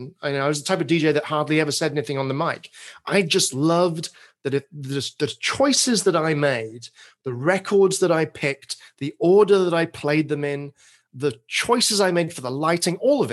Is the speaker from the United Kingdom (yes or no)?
yes; England, United Kingdom; accent: British; moved away as an adult; now in Portland, United States; I grew up in England, spent my first 30 or so years.